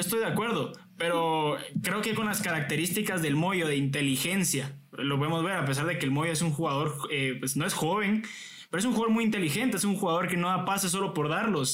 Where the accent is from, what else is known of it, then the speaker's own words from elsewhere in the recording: Guatemala; como chapines